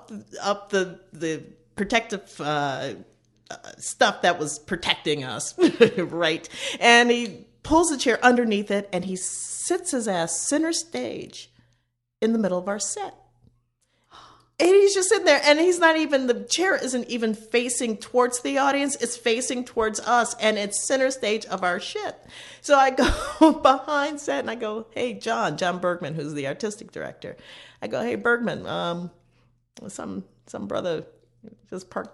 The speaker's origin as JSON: {"language": "English", "town": "Chicago", "region": "Illinois", "country": "United States", "said": "We're both from Chicago"}